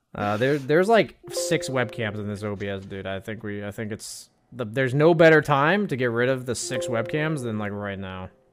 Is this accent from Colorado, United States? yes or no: no; Arizona, United States; moved away; I grew up in Arizona